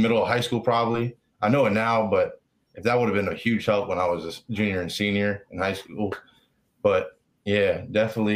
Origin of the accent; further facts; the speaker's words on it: Richmond, Virginia, United States; also born or lived in Florida; I was born in Florida, and we moved up here when I was like young, kindergarten pretty much. So I claim Richmond